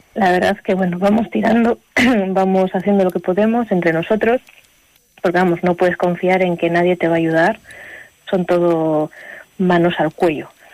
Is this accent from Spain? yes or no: yes; Aguilar de Campoo, Castile and León, Spain; moved away as an adult; also born or lived in Ireland; yo soy de Aguilar, hay que decir que soy de Aguilar